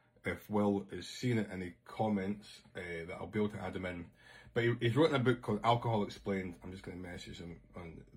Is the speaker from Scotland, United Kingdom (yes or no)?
yes; Scotland, United Kingdom; I'm Scottish